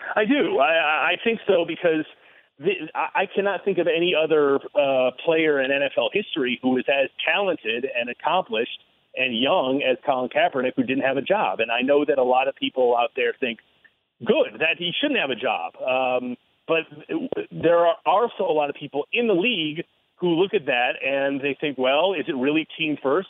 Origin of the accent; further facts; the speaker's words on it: Ann Arbor, Michigan, United States; moved away as an adult; I was born at Michigan Hospital, and I was r- r- born and raised in Ann Arbor